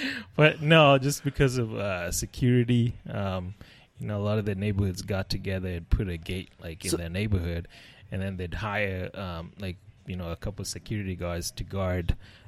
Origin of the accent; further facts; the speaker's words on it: Nairobi, Kenya; moved away; So I grew up in Nairobi, Kenya.